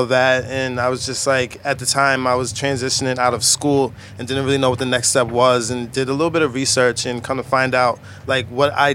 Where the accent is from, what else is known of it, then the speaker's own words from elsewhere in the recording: Jamaica; I'm Jamaican.